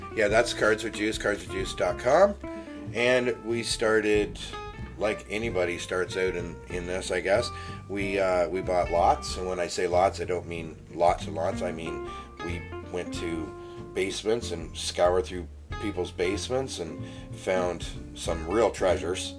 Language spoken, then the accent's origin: English; just outside of Toronto, Ontario, Canada; I grew up just outside of Toronto